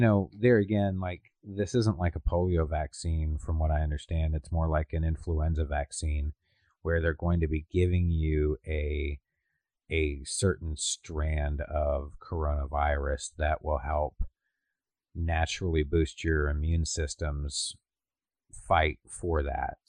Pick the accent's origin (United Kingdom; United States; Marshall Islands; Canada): Canada